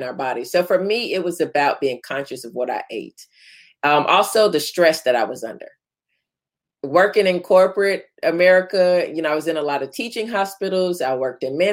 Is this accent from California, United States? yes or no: no; Florida, United States; growing up in Florida where it's hot